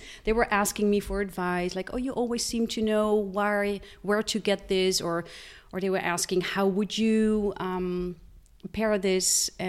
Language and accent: English; Netherlands; now in Switzerland; No, I am Belgium. I have Belgian parents, okay, but I grew up in Holland.